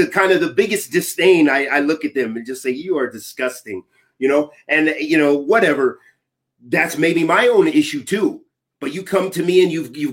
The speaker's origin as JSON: {"language": "English", "country": "United States", "said": "I'm from America"}